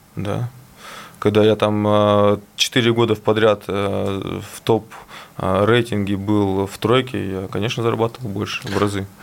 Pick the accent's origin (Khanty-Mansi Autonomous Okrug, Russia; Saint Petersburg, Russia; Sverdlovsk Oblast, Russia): Sverdlovsk Oblast, Russia; Yekaterinburg; Екатеринбург – это мой родной город, где я живу